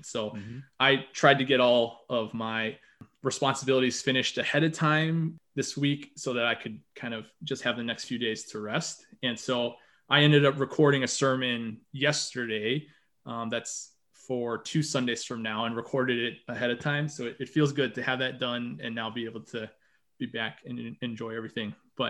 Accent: Chicago, Illinois, United States; moved away; I am in the basement of the house I grew up in, which means that I am back in the Chicago area for the next couple of days.

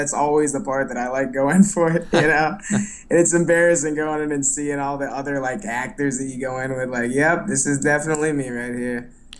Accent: Dallas, Texas, United States; moved away as an adult; also born or lived in New York; now in Los Angeles, United States; Yes, I'm from Dallas originally.

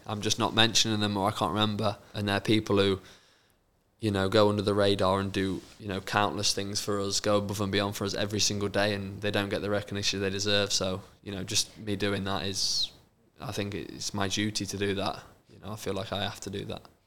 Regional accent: Lincoln, East Midlands, United Kingdom; I was born in Lincoln

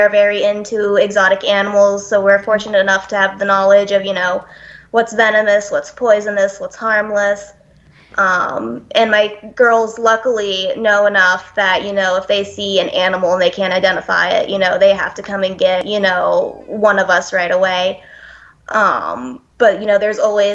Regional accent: Pennsylvania, United States; accent: Southern; moved away; originally from Pennsylvania

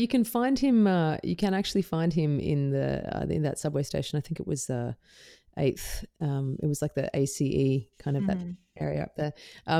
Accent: Perth, Western Australia, Australia; also born or lived in Melbourne / Netherlands; Yeah, I grew up in Perth in Western Australia, and I lived in Melbourne for quite some time. But I also lived in Holland for a portion of my early teen years.

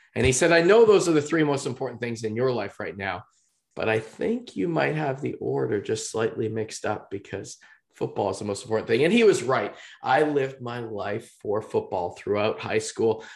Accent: just outside of Vancouver, British Columbia, Canada; I'm from just outside of Vancouver, British Columbia

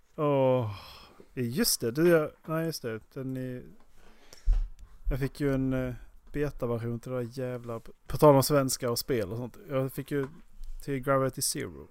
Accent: Skåne, Sweden; moved away; jag åker ju hem när jag, när jag kör till Skåne.

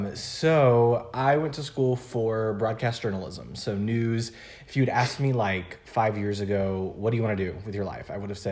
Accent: Memphis, Tennessee, United States; moved away as an adult; also born or lived in Arkansas; I'm from Memphis, Tennessee. I went to school in a really small town in Arkansas for those 4 years. And then Jackson's just an hour north of Memphis. So I had stayed within like 3 hours of home my whole life.

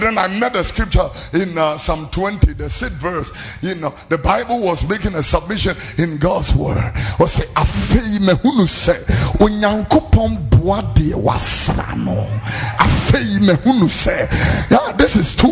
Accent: Ghana; close to my hometown at Abipotia

